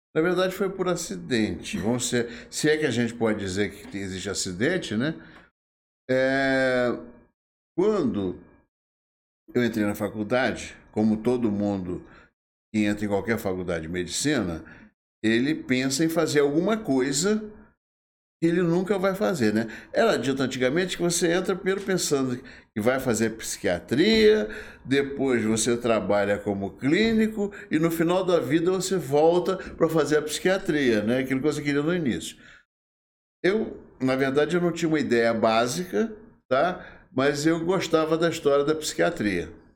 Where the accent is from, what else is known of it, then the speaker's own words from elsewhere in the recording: Rio de Janeiro, Brazil; moved away as an adult; now in Volta Redonda, Brazil; eu sou carioca do Rio de Janeiro. Hum. Nasci em Vila Isabel.